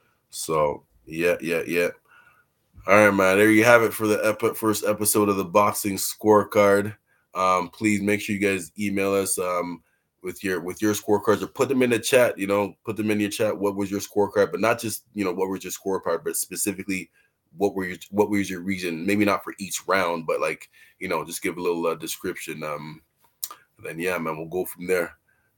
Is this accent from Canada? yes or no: yes; Canada; we're from Canada.